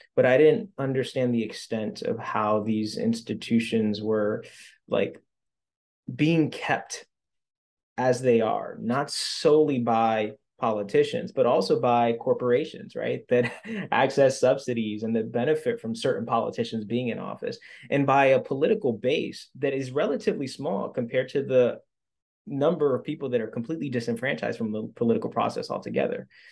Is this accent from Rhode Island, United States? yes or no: yes; Central Falls, Rhode Island, United States; I grew up in Central Falls